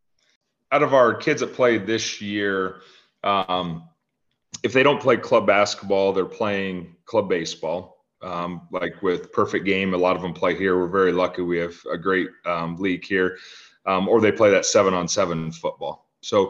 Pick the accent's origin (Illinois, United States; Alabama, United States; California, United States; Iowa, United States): Iowa, United States; Fairbank; also born or lived in Cedar Rapids, Iowa; we moved to Fairbank, Iowa when I was 5 years old.